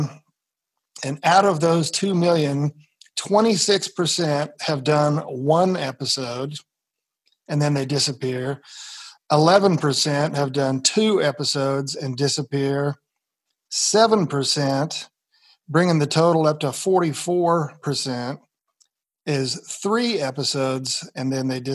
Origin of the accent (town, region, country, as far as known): Nebraska, United States; born or raised there